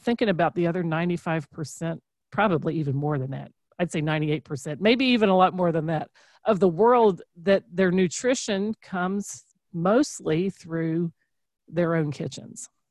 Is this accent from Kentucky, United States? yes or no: yes; Kentucky, United States; we're from Kentucky